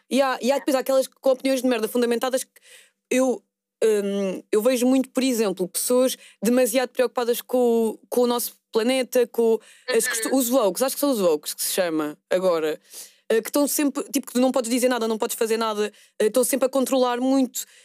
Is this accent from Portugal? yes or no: yes; Porto, Norte, Portugal; Sou do Porto.